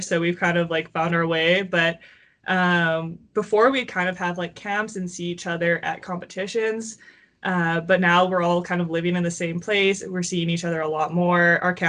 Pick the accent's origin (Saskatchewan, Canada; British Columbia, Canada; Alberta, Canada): Alberta, Canada; Calgary; also born or lived in Columbus, Ohio; I'm from Calgary, Alberta.